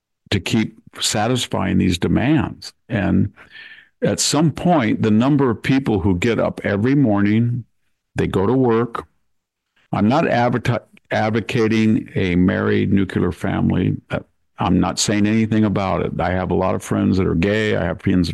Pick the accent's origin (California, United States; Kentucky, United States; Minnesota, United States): California, United States; Selma; I go into my hometown and I walk along the streets of Salmar